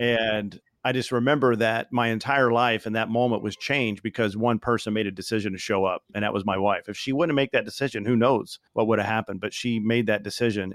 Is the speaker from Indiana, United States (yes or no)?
yes; Bloomington, Indiana, United States; I grew up in Indiana